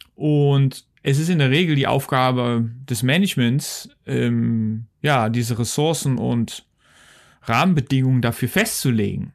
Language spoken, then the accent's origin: German; Netherlands; also born or lived in Wuppertal, Germany; now in Switzerland; Ich bin Niederländer, ich komme ja aus den Niederlanden